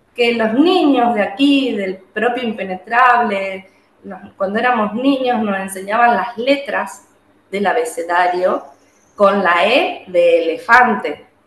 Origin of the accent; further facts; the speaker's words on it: Juan José Castelli, Chaco, Argentina; soy de Juan José Castelli, eh, un pueblo que hoy ya es ciudad, que está ubicado en la provincia del Chaco, en el norte argentino